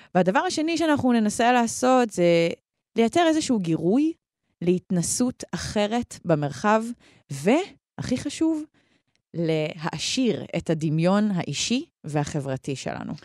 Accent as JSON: {"language": "Hebrew", "town": "Karmiel", "region": "Northern District", "country": "Israel", "tie": "born or raised there", "said": "גדלתי בכרמיאל"}